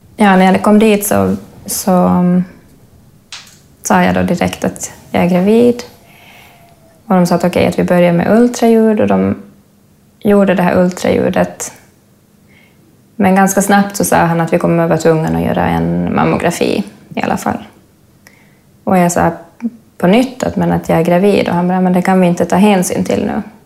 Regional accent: Finland; now in Stockholm, Sweden; Jag är finlandssvensk. Men jag har bott här i Stockholm sedan 2003

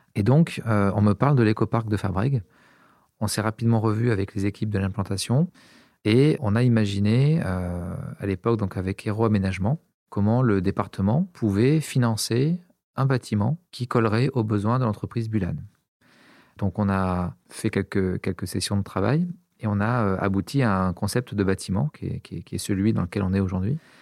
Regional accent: Montpellier, Occitania, France; J'ai grandi à Montpellier, j'ai fait mes études à Montpellier également

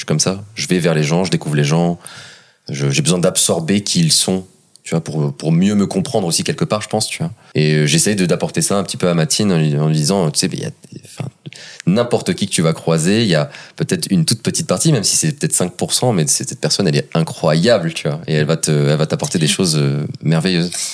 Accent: south of France, France; je viens du sud de la France

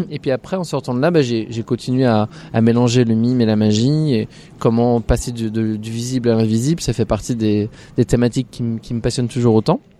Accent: Bourgogne-Franche-Comté, France; moved away as an adult; now in Paris, France; De Franche-Comté.

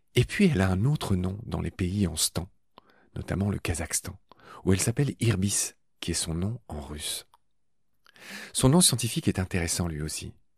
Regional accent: Dieulouard, Grand Est, France; le petit village où j'ai grandi, près de Nancy, dans ma Lorraine natale

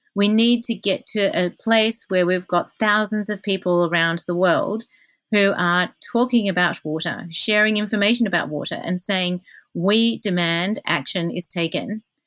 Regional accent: Australia; I'm Australian.

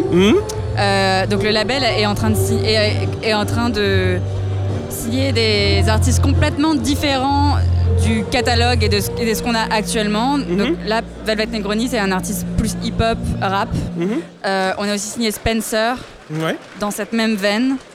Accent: France; now in London, United Kingdom; on est basé à Londres. Mhm. Je suis française.

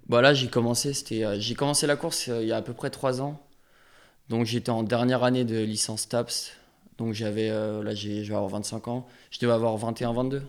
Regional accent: Évian-les-Bains, Auvergne-Rhône-Alpes, France; je suis né à Evian.

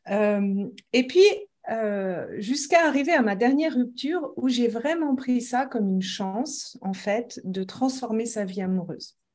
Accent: France; accent: Lyonnais; now in Switzerland; Et puis, depuis, je suis restée en Suisse. Donc, euh, j'ai un accent un peu neutre. On n'arrive pas toujours à savoir d'où est-ce que je viens parce que j'ai mélangé. Enfin, l'accent lyonnais, il est assez, on dit la feuille, tout ça.

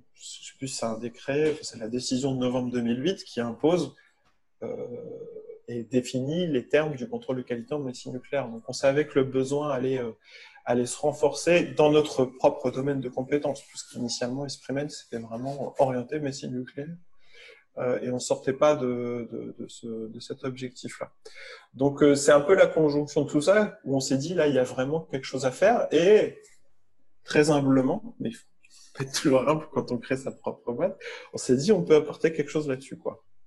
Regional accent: Lille, Hauts-de-France, France; moved away; also born or lived in Paris; je suis lillois

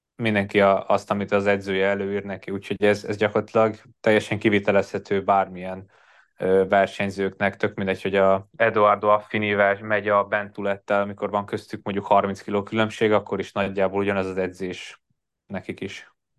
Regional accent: Hungary; moved away as an adult; now in Andorra; a karácsony természetesen otthon, Magyarországon töltöttem

